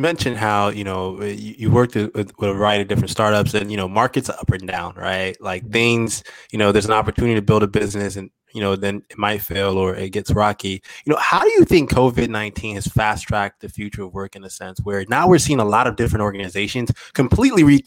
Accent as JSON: {"language": "English", "town": "Oakland", "region": "California", "country": "United States", "tie": "born or raised there", "said": "Oakland, which is my hometown"}